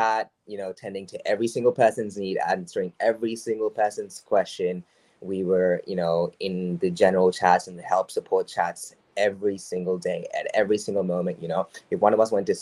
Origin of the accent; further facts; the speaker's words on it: Australia; I'm Australian